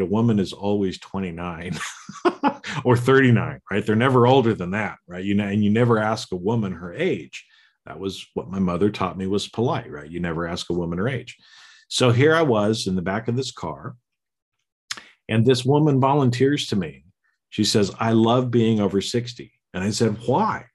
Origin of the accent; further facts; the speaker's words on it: Boise, Idaho, United States; I was born in Boise, Idaho, to the parents that I was born to. I grew up and lived in the family that I did